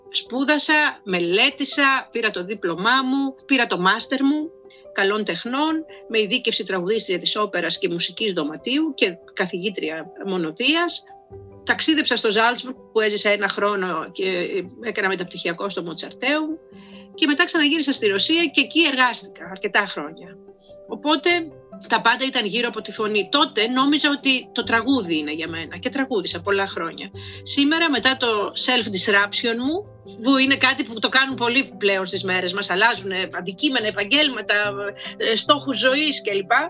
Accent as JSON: {"language": "Greek", "town": "Karditsa", "region": "Thessaly", "country": "Greece", "said": "είμαι από την Καρδίτσα και πηγαίνω στην Καρδίτσα και πηγαίνω και στο χωριό μου"}